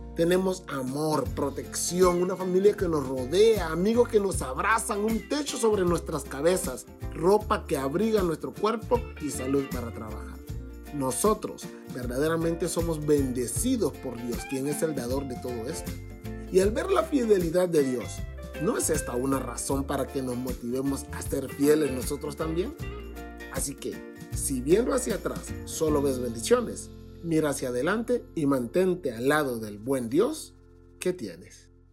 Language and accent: Spanish; Tegucigalpa, Francisco Morazán, Honduras; Soy de Teucigalpa, Honduras